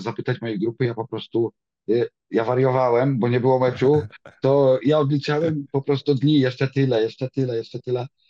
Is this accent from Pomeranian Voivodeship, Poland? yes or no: no; Dąbie, Greater Poland, Poland; now in Cologne, Germany; Pochodzę z Dąbia nad Nerem, jest to w okolicach Konina. Małe miasteczko.